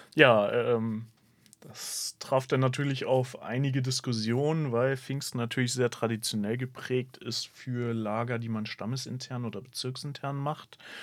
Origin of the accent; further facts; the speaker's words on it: Bremen, Germany; als Bremer